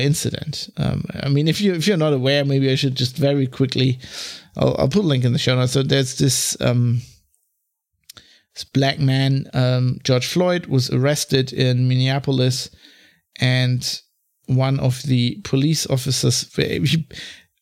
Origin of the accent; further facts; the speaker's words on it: Germany; accent: German; English is a second language; also born or lived in London; I was German, you know, because of my accent